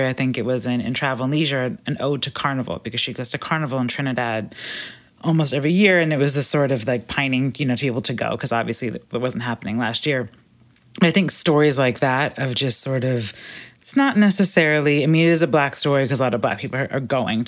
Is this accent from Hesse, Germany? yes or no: no; Berlin, Germany; I grew up in Berlin. You can get to Dakar faster than you can get back from Berlin.